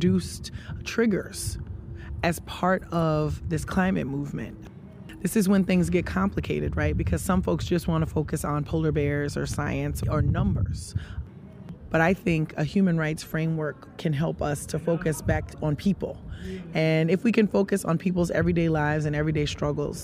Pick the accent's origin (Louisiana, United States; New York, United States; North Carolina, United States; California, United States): Louisiana, United States; rural; I'm African American, raised in rural Louisiana